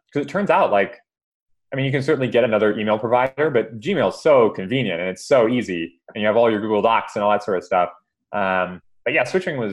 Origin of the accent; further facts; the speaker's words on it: Big Island of Hawaii, United States; I am from Hawaii. I grew up in Hawaii